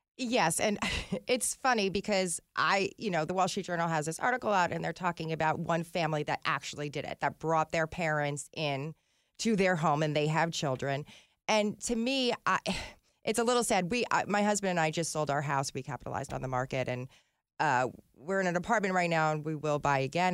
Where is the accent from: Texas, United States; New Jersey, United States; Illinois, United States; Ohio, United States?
New Jersey, United States; I grew up in New Jersey